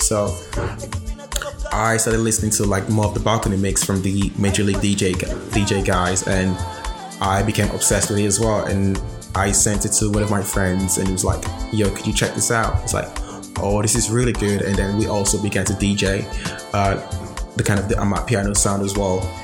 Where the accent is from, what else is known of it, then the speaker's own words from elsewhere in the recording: Nigeria; moved away as an adult; now in Amsterdam, Netherlands; born and raised in Nigeria